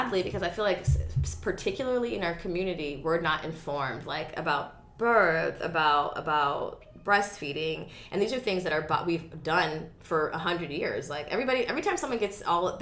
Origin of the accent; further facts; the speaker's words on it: Montgomery, Alabama, United States; also born or lived in Tuskegee, Alabama; I was born in Alabama